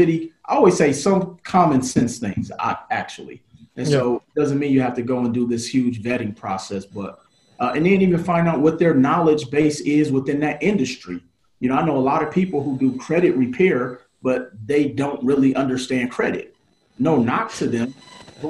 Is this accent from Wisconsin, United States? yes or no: yes; Milwaukee, Wisconsin, United States; I was a dude from Milwaukee, Wisconsin